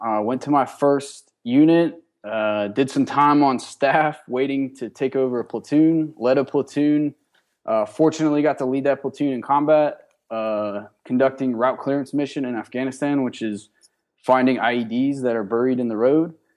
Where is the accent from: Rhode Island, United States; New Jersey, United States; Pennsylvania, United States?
Pennsylvania, United States; Johnstown; I'm originally from Johnstown, Pennsylvania. It's, uh, western part of Pennsylvania by Pittsburgh